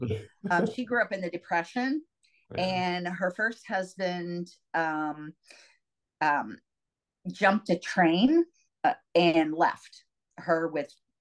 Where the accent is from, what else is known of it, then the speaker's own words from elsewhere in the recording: Ferguson, Missouri, United States; also born or lived in St. Louis, Missouri / Mountain Grove, Missouri; I actually grew up in what is now famous Ferguson, Missouri.